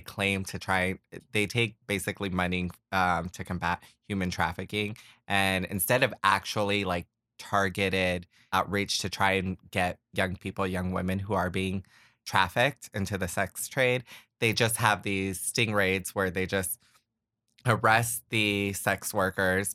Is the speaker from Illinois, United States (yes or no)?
no; Florida, United States; also born or lived in Puerto Rico / Pompano Beach / Kissimmee; I am from Puerto Rico. I was raised in Florida. I grew up in the first half of my childhood in Pompano Beach, just outside of Fort Lauderdale. Um, so eventually we, uh, moved to Orlando and settled in Kissimmee